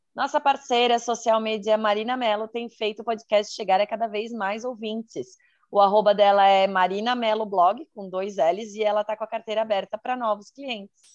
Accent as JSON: {"language": "Portuguese", "region": "Santa Catarina", "country": "Brazil", "said": "sou de Santa Catarina, solteira, 34 anos, mulher"}